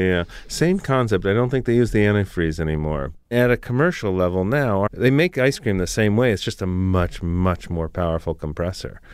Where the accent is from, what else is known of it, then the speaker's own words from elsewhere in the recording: South Florida, United States; I grew up in South Florida.